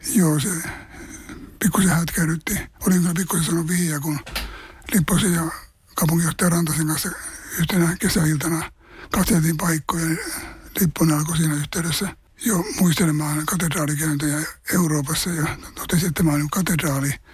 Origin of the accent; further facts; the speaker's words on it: Juva, South Savo, Finland; moved away as an adult; also born or lived in Helsinki / Savonlinna; now in Tampere, Finland; olen kotoisin Savosta, Etelä-Savosta, Juvalta